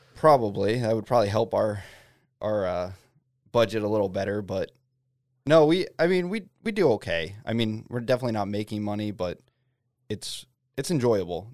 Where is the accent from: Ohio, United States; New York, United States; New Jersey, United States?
New Jersey, United States; born or raised there; moved away as an adult; now in Fairbanks, United States